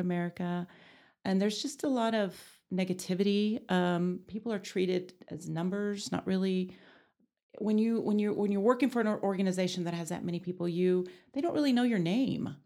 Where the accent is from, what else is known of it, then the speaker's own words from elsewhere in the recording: Amarillo, Texas, United States; I was born and raised here in Amarillo